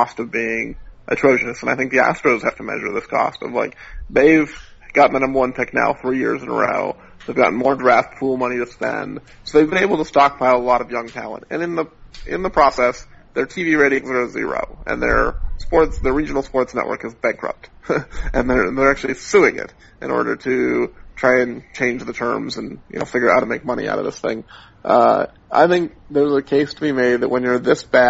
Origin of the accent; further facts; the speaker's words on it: Seattle, Washington, United States; I grew up in Seattle